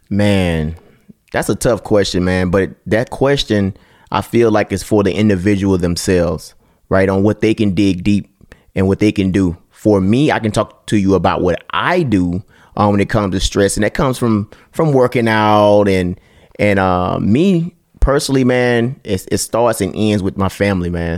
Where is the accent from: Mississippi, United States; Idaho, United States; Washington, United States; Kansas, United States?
Mississippi, United States; I'm from Mississippi